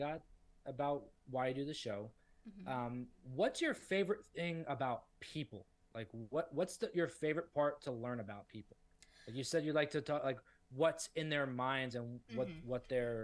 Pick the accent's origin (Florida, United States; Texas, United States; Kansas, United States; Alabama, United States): Florida, United States; South; I'm from South Florida, so we have things like Flanagan's there